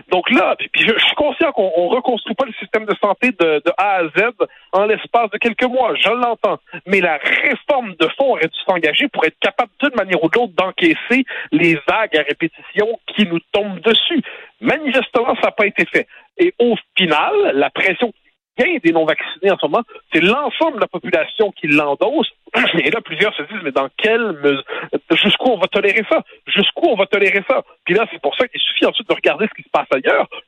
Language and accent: French; Quebec, Canada; en tant que Québécois, on a traversé des crises, on a traverser une autre.